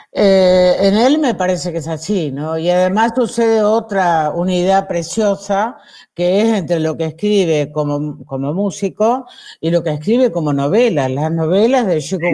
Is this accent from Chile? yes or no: no; Villaguay, Entre Ríos, Argentina; En, en Villa Guay había, en mi pueblo, en Entre Ríos, en Villa Guay